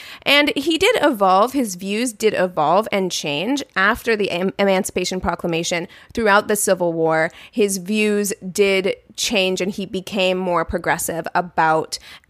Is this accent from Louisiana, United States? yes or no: no; New Mexico, United States; I'm from New Mexico